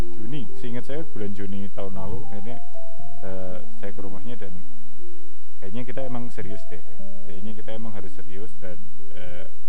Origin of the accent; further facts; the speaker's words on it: Banyumas, Central Java, Indonesia; also born or lived in Purwokerto; saya kan dari Banyumas nah, Banyumas itu uh, waktu di SMP Banyumas terus SMA akhirnya pindah ke SMA di Purwokerto